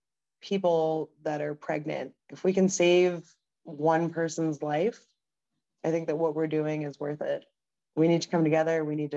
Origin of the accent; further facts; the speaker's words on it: United States; one of the saddest moments in my life as an American